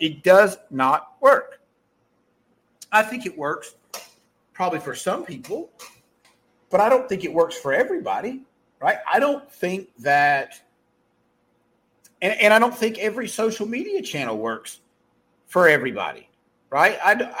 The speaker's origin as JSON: {"language": "English", "town": "Mayberry", "country": "United States", "accent": "southern", "said": "because I'm from Mayberry and I have a southern accent."}